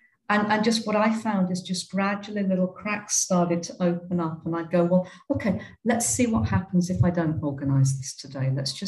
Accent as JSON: {"language": "English", "country": "United Kingdom", "tie": "born or raised there", "moved": "as an adult", "lives_now": "India", "said": "Coming out of growing up in Britain, I don't know what it's like I haven't lived in Australia or New Zealand"}